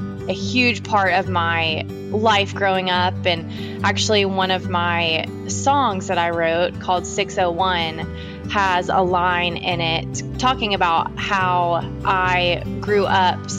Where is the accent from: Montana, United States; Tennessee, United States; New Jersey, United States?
Tennessee, United States; Nashville; I am from Nashville, Tennessee, and I'm a singer-songwriter, born and raised in Nashville